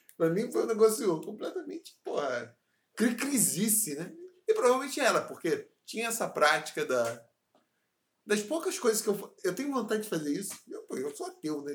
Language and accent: Portuguese; Paracambi, Rio de Janeiro, Brazil; first language Portuguese; also born or lived in Seropédica / Bangu; Eu nasci em Paracambi